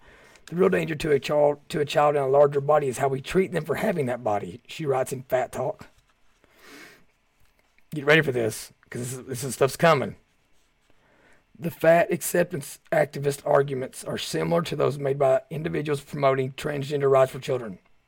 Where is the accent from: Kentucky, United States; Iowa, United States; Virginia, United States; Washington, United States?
Kentucky, United States; I can talk about this issue because I'm from Southeast Kentucky.